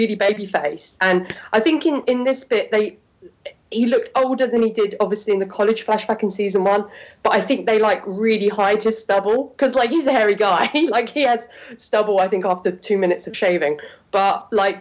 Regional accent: United Kingdom; I'm British

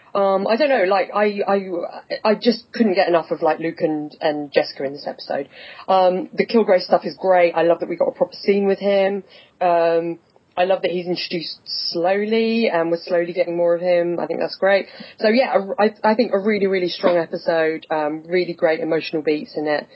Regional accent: England, United Kingdom; accent: English; I'm in England. I'm from the town. I, I'm working in the town I was born in that everyone has this accent

